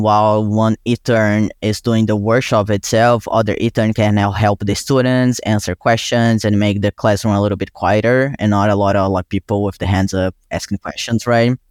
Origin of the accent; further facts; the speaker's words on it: Brazil; English is a second language; moved away as an adult; now in New York, United States; I was born and raised in Brazil. I came to the U, U S for college